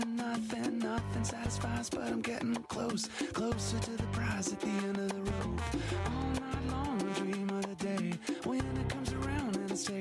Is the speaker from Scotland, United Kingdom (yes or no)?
yes; Alness, Scotland, United Kingdom; I was brought up in Olness